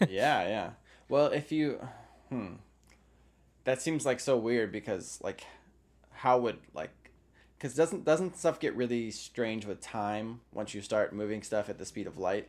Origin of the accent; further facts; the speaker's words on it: United States; me talking as an American